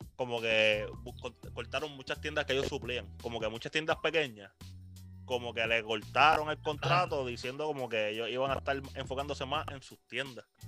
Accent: Puerto Rico; nosotros somos un mercado latino, estadounidense

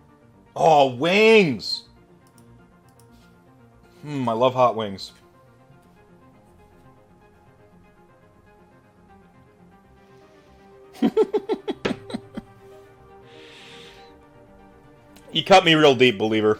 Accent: North Carolina, United States; moved away; also born or lived in Minnesota; Was born in Minnesota, raised in North Carolina

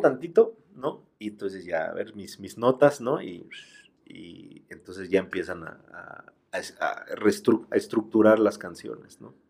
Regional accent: Mexico; somos eso, somos también la música mexicana

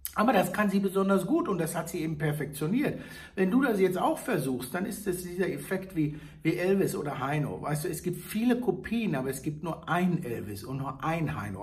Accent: Hagen, North Rhine-Westphalia, Germany; moved away; meine alte Heimat Hagenhaspe bedenken. Da war ja früher Brandzwieback zu Hause. Ich bin mit den Brandleuten in den Kindergarten gegangen

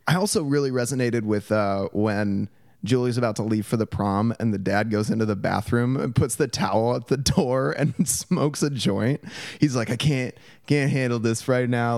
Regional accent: Portland, Oregon, United States; my experience growing up in Portland

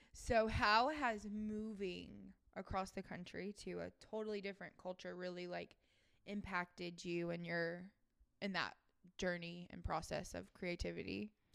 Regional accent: the South, United States; someone growing up in the South

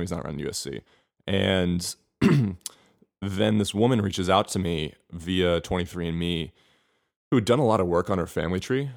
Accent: Bethesda, Maryland, United States; moved away as an adult; also born or lived in Atlanta, Georgia / Miami / Spain; now in Los Angeles, United States; raised outside of Washington, D C, in a town called Bethesda, Maryland

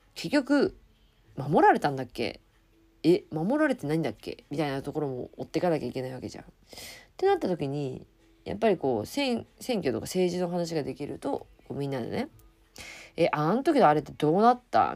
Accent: Japan; 自分の住む国だし、うん、生まれ育った国でもあります

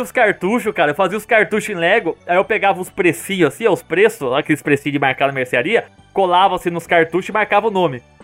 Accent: Mogi Mirim, São Paulo, Brazil; moved away as an adult; sou do Mojimirim mesmo

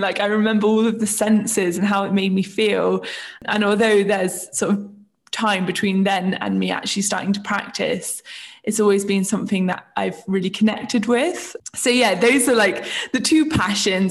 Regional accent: Isle of Wight, South East England, United Kingdom; moved away as an adult; now in London, United Kingdom; I am originally from the Isle of Wight, which is the place where I grew up

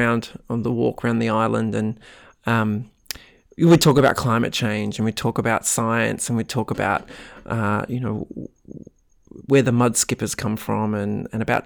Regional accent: Central Coast, New South Wales, Australia; I grew up on the Central Coast, and my dad was a doctor there.

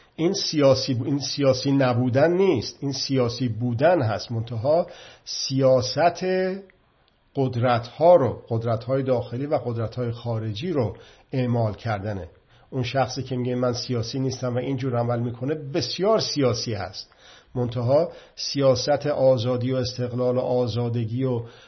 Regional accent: Iran

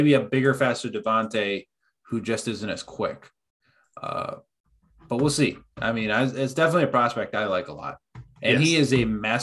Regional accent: Wisconsin, United States; We are from Wisconsin

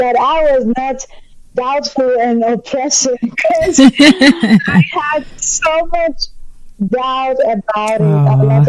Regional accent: Greece; Because I was born in Greece, but my parents are Nigerians.

